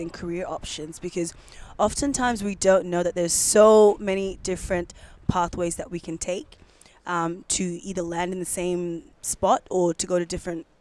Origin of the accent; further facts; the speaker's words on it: Queensland, Australia; now in Melbourne, Australia; I'm a Queenslander